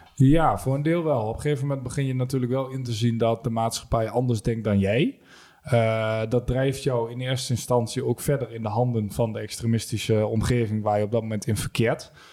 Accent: Almelo, Overijssel, Netherlands; 28 eh, uit Almelo.

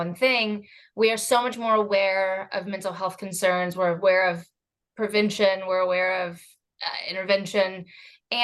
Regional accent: Indiana, United States; I'm from Indiana too

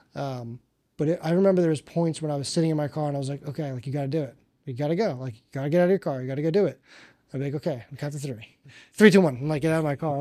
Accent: Northeast, United States; now in South Florida, United States; I'm from the Northeast

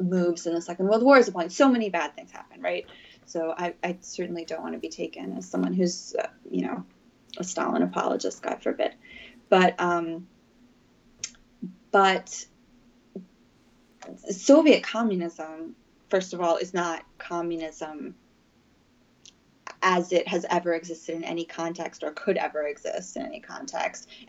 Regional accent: United States; growing up in the United States

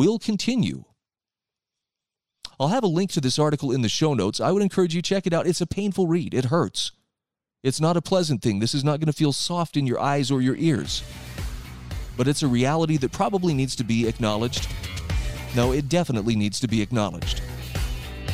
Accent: Utah, United States; here where I live in my home state of Utah

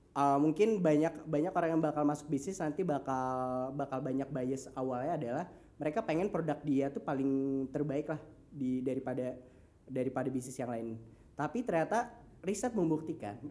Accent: Banjarmasin, South Kalimantan, Indonesia; also born or lived in Bandung; kita dari Banjarmasin dan berbisnisnya di Jawa, bahkan di US

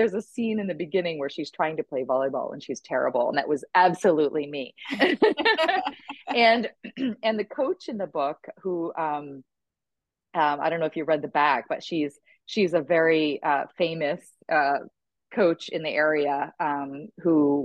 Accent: Lake George, New York, United States; moved away as an adult; also born or lived in Boston area / Texas / Midwest; I grew up in upstate New York. I was a graduate from Lake George High School

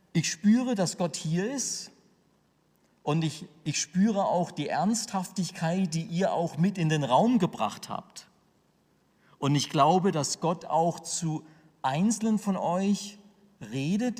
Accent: Sinsheim, Baden-Württemberg, Germany; Ich komme aus der Gemeinde Gottes in Sinsheim

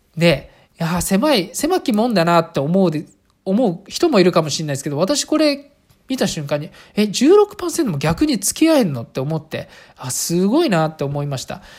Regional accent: rural Saitama Prefecture, Japan; 私、あの、埼玉県のど田舎の、あの、あの、小学校で普通に暮らしてます

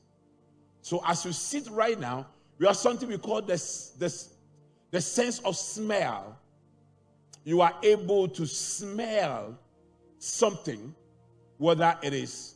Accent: Kumasi, Ashanti, Ghana; moved away; when I was growing up in Kumasi, when I was a little child

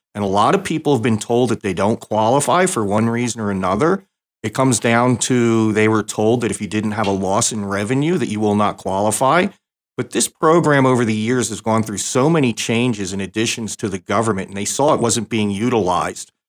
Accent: New Jersey, United States; also born or lived in Canada; I grew up in South Jersey, and that was a very blue state area

